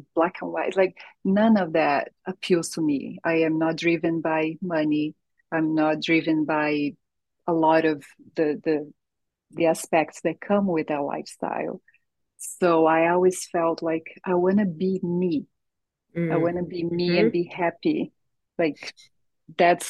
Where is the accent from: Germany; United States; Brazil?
Brazil; English is a second language; moved away; I'm born and raised in Brazil, so all of my family lives